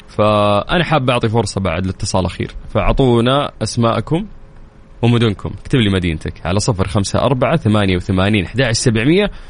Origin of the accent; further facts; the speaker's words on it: Sharqia, Egypt; moved away as an adult; now in Jeddah, Saudi Arabia; انا من مصر من الشرقيه السعوديه قاعد في جده